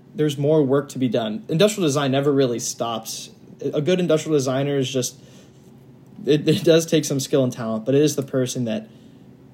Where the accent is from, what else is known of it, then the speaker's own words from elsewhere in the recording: Indianapolis, Indiana, United States; moved away as an adult; now in Ohio, United States; I'm from Indianapolis, Indiana. Now I'm at the ICC in Ohio.